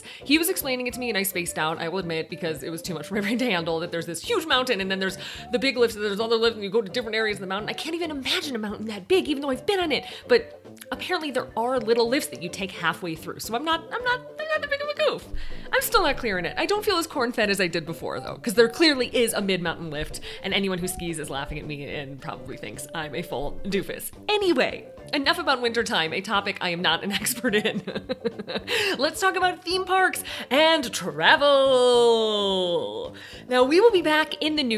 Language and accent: English; Illinois, United States; As a Midwesterner, I had never seen a mountain this big. I mean, I'm from Illinois.